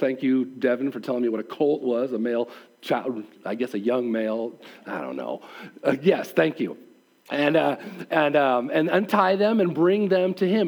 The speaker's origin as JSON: {"language": "English", "country": "United States", "said": "being as an American"}